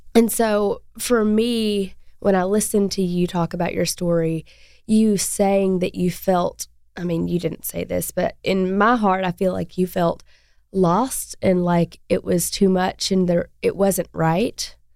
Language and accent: English; Arkansas, United States; We're both from Arkansas